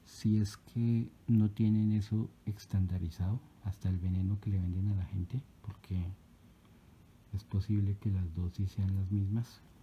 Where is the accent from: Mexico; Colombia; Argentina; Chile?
Colombia; mi país, Colombia